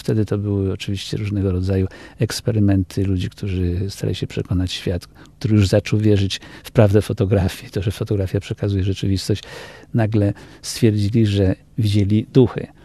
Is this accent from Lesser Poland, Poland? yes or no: yes; Kraków, Lesser Poland, Poland; moved away as an adult; now in United States; wychowałem się w Krakowie